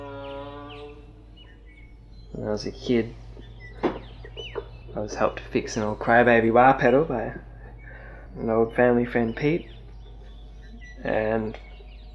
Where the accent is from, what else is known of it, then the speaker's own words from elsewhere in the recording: Sydney, New South Wales, Australia; growing up in Bondi with Vaucluse up the road